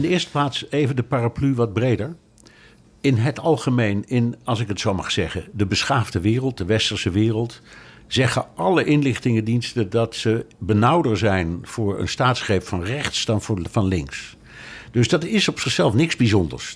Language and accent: Dutch; Netherlands; moved away; ik kom uit Nederland